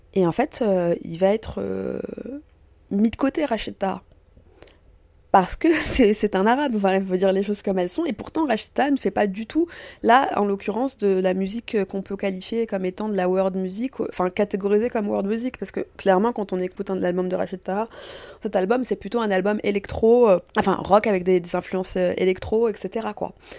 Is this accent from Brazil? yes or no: no; France; also born or lived in Tunisia (parents) / Paris; je suis née en France, de parents tunisiens